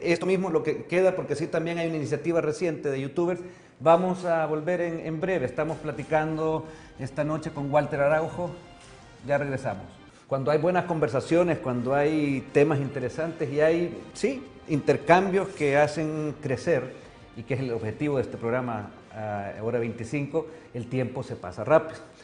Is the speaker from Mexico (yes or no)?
no; El Salvador; como salvadoreño, como ciudadano